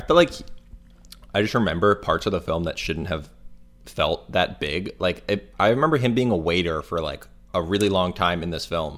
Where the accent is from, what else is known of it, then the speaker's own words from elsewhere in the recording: Florida, United States; moved away; Okay, so I'm from Florida